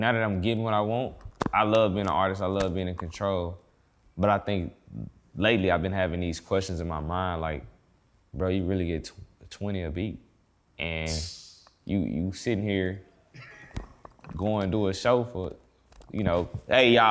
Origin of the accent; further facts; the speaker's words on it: Brookshire, Texas, United States; also born or lived in Houston, Texas; I grew up in Brookshire, Texas